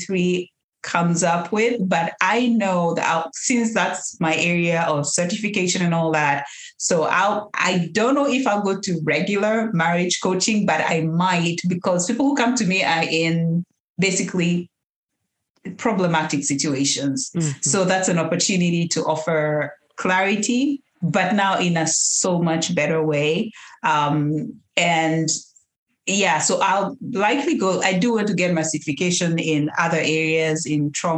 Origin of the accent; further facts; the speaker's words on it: Kenya; moved away as an adult; now in United States; We are not born and raised in the U.S. We are Kenyans. We grew up raised in Kenya